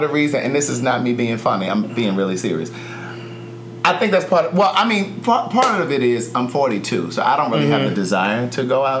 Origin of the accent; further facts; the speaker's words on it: Baltimore, Maryland, United States; my hometown, Baltimore